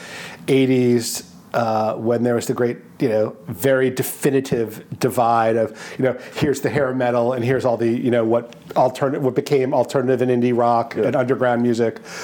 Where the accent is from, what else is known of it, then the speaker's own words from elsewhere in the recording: Boston, Massachusetts, United States; now in New Orleans, United States; I grew up in Boston, Massachusetts